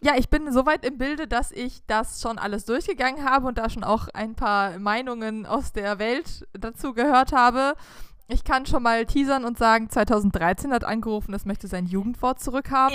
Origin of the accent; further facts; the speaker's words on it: Southern Germany, Germany; wir in unserer süddeutschen Pampa haben halt einfach andere Wörter benutzt